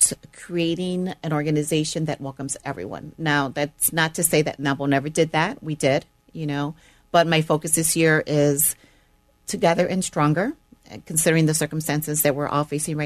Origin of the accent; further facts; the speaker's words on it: Chicago, Illinois, United States; also born or lived in Puerto Rico; we grew up in the Chicagoland area our entire life